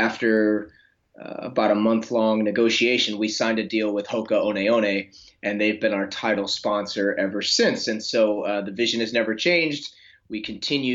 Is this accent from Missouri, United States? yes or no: yes; St. Louis, Missouri, United States; also born or lived in Flagstaff, Arizona; I started a running store in St. Louis, where I am now, which was my hometown